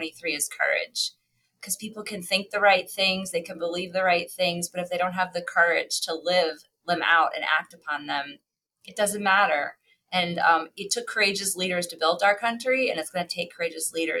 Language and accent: English; Cleveland, Ohio, United States; moved away; also born or lived in Pennsylvania; I grew up in Cleveland, Ohio